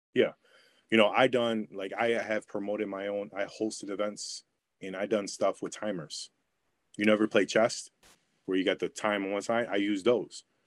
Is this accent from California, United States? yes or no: no; New York, United States; I'm from New York